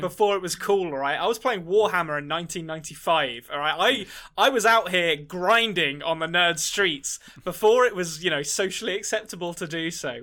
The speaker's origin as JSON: {"language": "English", "region": "England", "country": "United Kingdom", "said": "as an Englishman"}